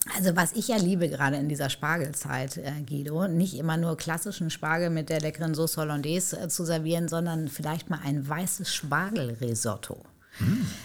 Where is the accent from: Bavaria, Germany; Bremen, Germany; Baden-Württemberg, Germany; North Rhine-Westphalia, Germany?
North Rhine-Westphalia, Germany; between Paderborn and Bielefeld; also born or lived in Hamburg; ich in Hamburg geboren bin, äh, groß geworden in Nordrhein-Westfalen zwischen Paderborn und Bielefeld